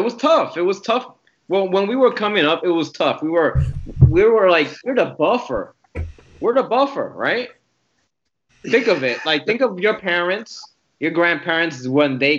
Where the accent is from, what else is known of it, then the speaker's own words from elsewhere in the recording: New York City, New York, United States; moved away; also born or lived in Puerto Rico; I grew up in the Bronx in the 80s, which wasn't easy.